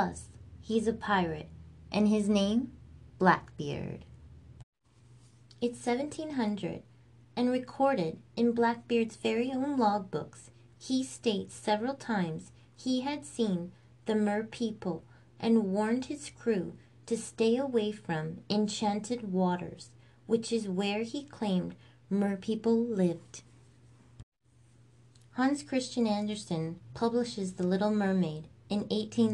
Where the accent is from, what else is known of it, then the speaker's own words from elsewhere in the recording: Canada; I'm Canadian